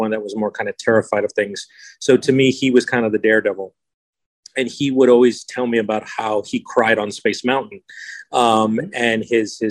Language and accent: English; San Antonio, Texas, United States; born and raised in San Antonio, Texas